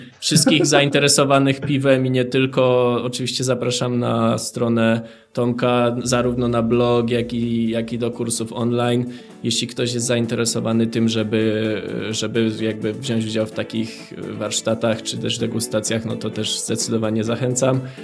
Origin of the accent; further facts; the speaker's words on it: Żywiec, Silesian Voivodeship, Poland; pochodzę z żywca